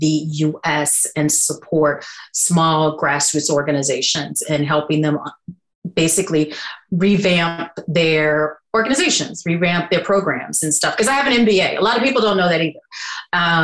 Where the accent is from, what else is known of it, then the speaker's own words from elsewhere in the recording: Louisiana, United States; moved away; also born or lived in East Coast; I'm originally from Louisiana